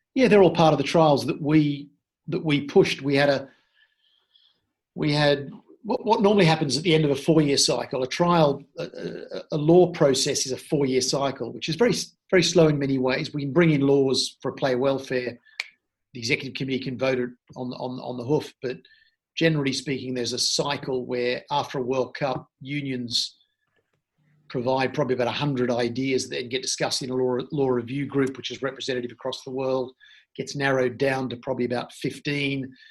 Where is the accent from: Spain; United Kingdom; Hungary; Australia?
Australia; born or raised there; also born or lived in Sydney